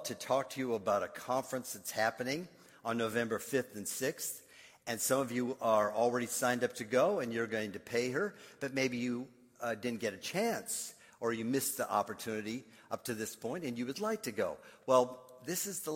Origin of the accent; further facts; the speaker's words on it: Minnesota, United States; moved away; I grew up in Minnesota